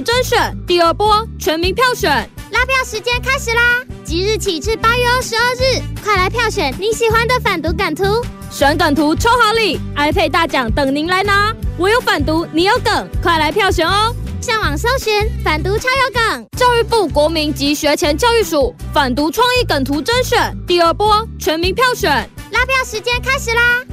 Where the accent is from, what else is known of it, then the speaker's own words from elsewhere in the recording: Kaohsiung, Taiwan; 我们高雄身为高雄人